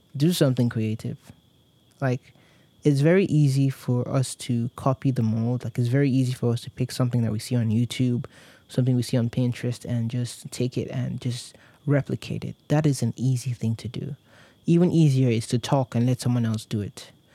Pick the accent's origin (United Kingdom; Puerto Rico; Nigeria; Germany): Nigeria; Warri, Delta; I grew up, I was born and raised in Nigeria. I was born in Warri, Delta State.